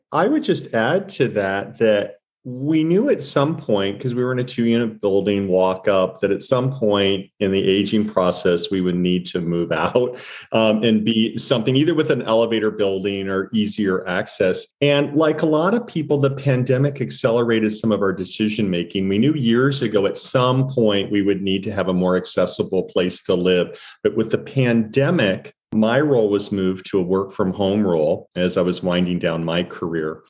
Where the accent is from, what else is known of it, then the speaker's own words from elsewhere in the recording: St. Louis, Missouri, United States; also born or lived in San Francisco / New York; now in Santa Barbara, United States; I'm from Missouri